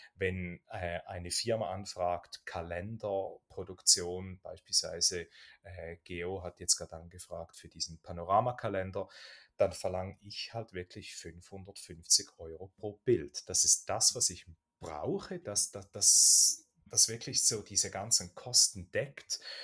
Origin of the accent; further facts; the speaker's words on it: Switzerland; bei uns in der Schweiz